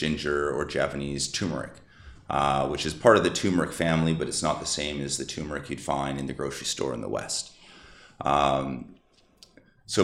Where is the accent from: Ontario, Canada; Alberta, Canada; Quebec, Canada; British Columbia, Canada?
British Columbia, Canada; Vancouver; moved away as an adult; also born or lived in Northern California / Toronto / Jakarta, Indonesia; now in Bali, Indonesia; I grew up in Vancouver